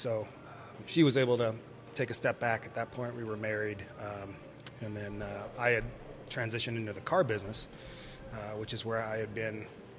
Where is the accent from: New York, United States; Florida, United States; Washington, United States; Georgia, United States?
Washington, United States; Seattle; moved away as an adult; now in Arizona, United States; But yeah, I grew up in Seattle.